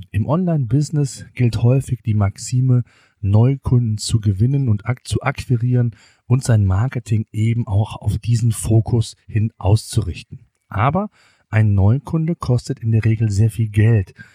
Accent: Germany; bei uns in Deutschland

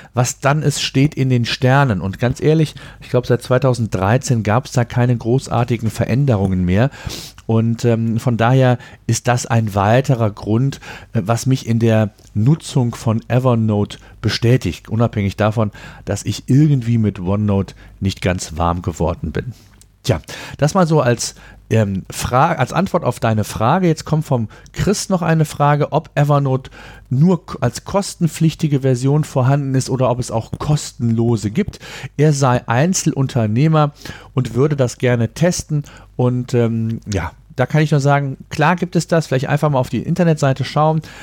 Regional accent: Germany; bei uns in Deutschland

